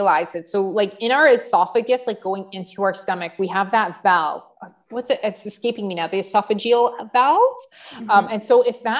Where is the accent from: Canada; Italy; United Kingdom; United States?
Canada; Mississauga, Ontario; I'm from Mississauga.